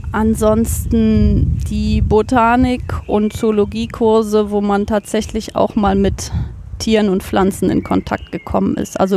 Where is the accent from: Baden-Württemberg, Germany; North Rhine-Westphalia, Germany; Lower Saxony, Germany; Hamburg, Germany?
North Rhine-Westphalia, Germany; Cologne; Ich bin aufgewachsen in Köln-Brück das ist fast schon ein Dorf, ganz am Rand von Köln, quasi das, die letzte Bastion von Köln, bevor dann Bergisch Gladbach anfängt, ganz im Osten.